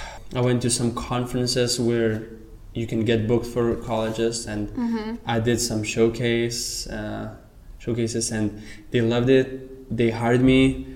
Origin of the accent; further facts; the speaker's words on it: Lithuania; English is a second language; moved away as an adult; now in United States; I was born in Lithuania, not Soviet Union